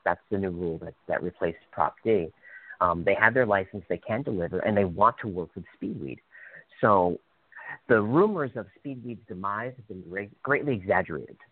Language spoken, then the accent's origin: English; New York City, New York, United States; moved away; I'm from New York City.